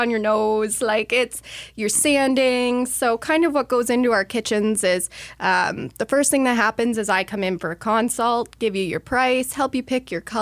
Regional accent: Bath, Ontario, Canada; moved away as an adult; now in Bay of Quinte, Canada; I grew up in Bath, which is near the Kingston area because it's a little town

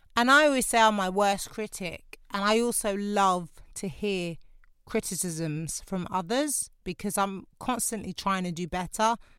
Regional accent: London, United Kingdom; I'm from Lewisham.

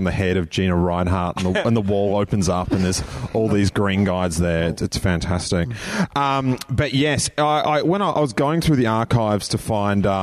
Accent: Sydney, New South Wales, Australia; I am from Sydney

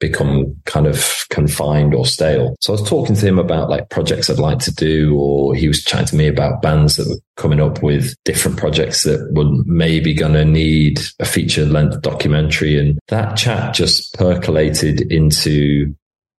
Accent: United Kingdom; there's not many things that make me love being British

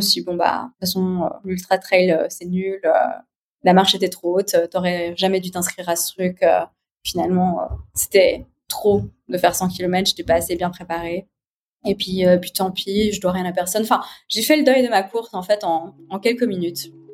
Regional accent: Geneva, Switzerland; je suis née à Genève, j'ai 36 ans.

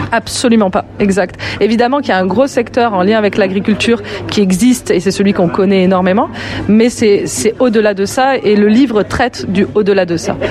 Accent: France; moved away as an adult; also born or lived in Lyon, France; now in Quebec City, Canada; je suis française d'origine. J'ai eu tout un parcours dans le monde de l'audiovisuel euh, pendant très longtemps à Lyon

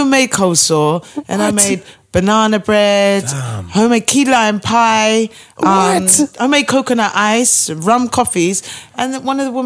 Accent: Brighton, South East England, United Kingdom; moved away as an adult; now in London, United Kingdom; I'm originally from Brighton. Mm. So I've lived in London about 8 years

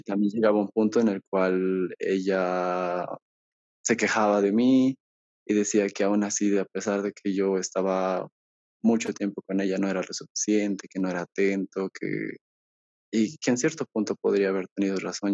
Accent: Bolivia; yo soy de Bolivia

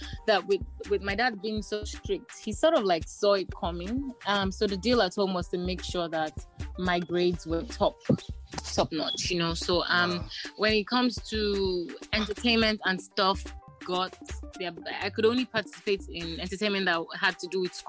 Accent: Nigeria; I am a Nigerian musician, Nigerian by birth

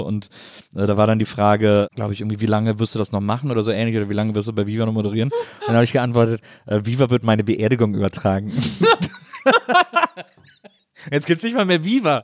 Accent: Rhineland, Germany; als Rheinländer

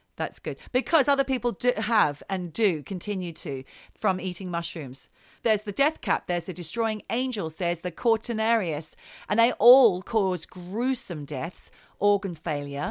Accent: Australia; moved away; as an Australian girl growing up, I liked things like chocolate paddle pops. They're the things that I would have when I went back to Australia.

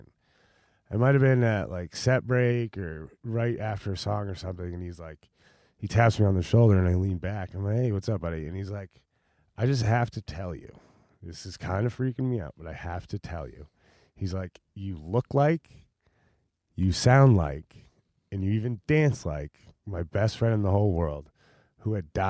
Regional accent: Maine, United States; We're from Maine. We don't live here.

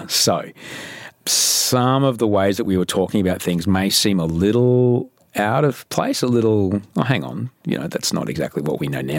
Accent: Queensland, Australia; I grew up in Queensland

